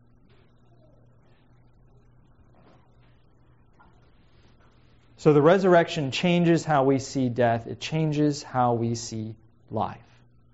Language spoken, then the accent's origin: English; Missouri, United States; now in Pacific Northwest, United States; growing up in Missouri